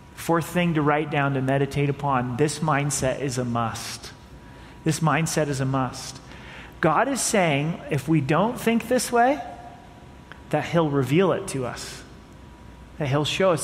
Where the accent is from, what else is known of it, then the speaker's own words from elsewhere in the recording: United States; As American citizens